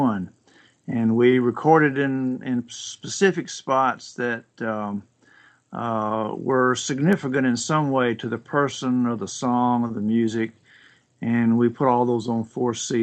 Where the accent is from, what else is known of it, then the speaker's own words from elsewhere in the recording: Iuka, Mississippi, United States; where we grew up here in North Mississippi